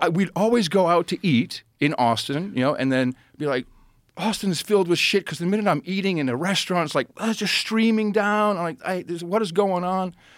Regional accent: Amsterdam, North Holland, Netherlands; moved away; I grew up in Amsterdam.

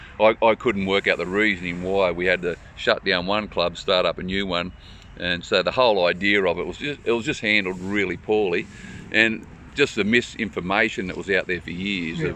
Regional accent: Tamworth, New South Wales, Australia; I grew up in West Tamworth and done a lot of water polo training over there all my life

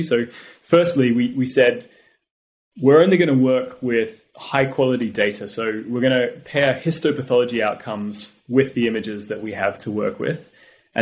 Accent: Australia; now in United Kingdom; I grew up in Australia

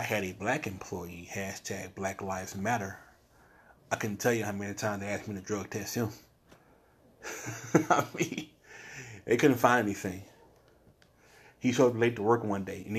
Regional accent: the South, United States; I was born here in the South

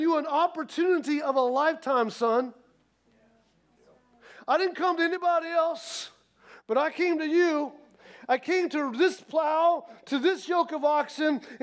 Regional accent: Midwest, United States; I come from the Midwest

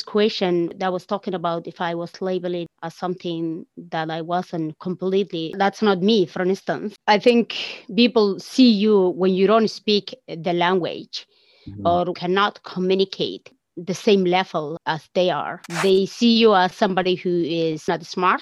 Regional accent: Somaliland, Somalia; moved away as an adult; now in Canada; I will definitely say I'm from Somaliland. So, you know, that's where I am from. Somalia, what used to be Somalia, where I grow up

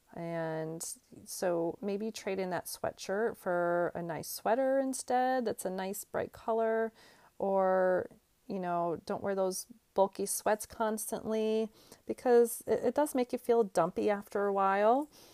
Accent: Northeast, United States; moved away as an adult; now in North Carolina, United States; I'm originally from the Northeast, and I moved to, um, North Carolina a few years back

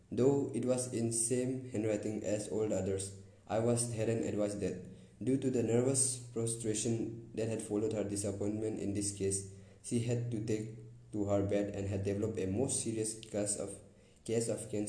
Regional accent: Concord, Massachusetts, United States; born there; See, I was born in Concord, Massachusetts.

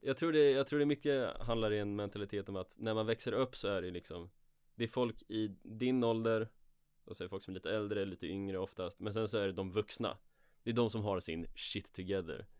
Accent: Örebro, Örebro County, Sweden; moved away; jag var hemma i mina hemtrakter i Örebro

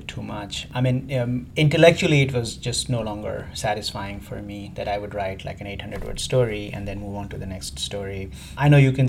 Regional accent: India; moved away as an adult; also born or lived in England / Middle East; I'm from India originally.

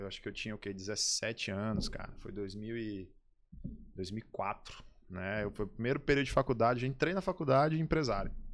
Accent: São Luís, Maranhão, Brazil; also born or lived in Salvador / Aracaju / Imperatriz; Nascido e criado em São Luís

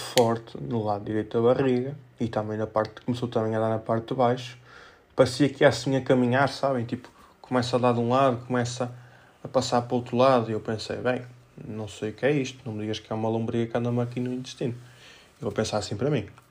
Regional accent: Felgueiras, Norte, Portugal; sou de Felgueiras, não sou de Penafiel

